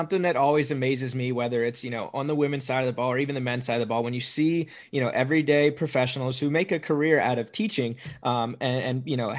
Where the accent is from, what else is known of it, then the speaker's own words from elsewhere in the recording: Pennsylvania, United States; I grew up in Pennsylvania